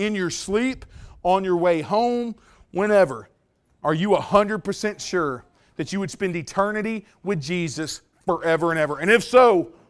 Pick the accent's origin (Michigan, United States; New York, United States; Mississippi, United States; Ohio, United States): Mississippi, United States; now in Louisiana, United States; Well, I grew up in Mississippi and came over to Louisiana